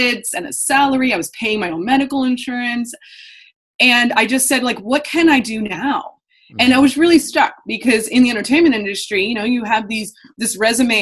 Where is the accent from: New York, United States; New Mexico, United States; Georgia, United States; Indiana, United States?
Indiana, United States; moved away as an adult; also born or lived in Los Angeles, California; I'm a Hoosier